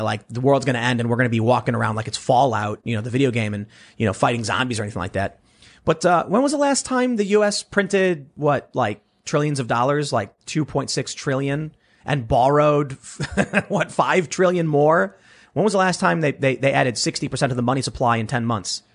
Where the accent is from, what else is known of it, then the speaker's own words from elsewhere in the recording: United States; I'm from America